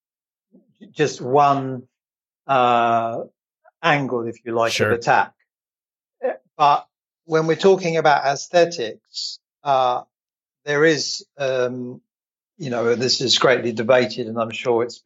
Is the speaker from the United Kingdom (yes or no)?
yes; England, United Kingdom; moved away; I'm originally from England